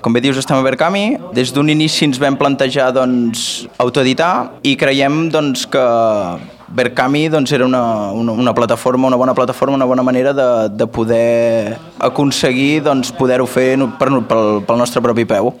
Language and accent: Catalan; Manresa, Catalonia, Spain; nosaltres som de Manresa